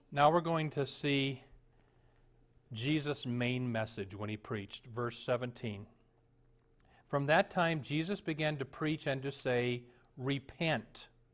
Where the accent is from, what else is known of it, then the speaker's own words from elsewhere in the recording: Omaha, Nebraska, United States; moved away as an adult; also born or lived in Florida / Minneapolis; the Lutheran church I grew up in in Omaha.